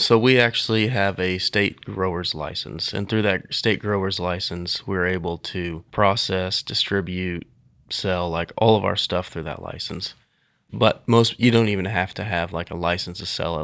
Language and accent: English; Nickerson, Kansas, United States; also born or lived in Hutchinson, Kansas; I am from Nickerson, Kansas, actually. Been m, the Hutch area my whole life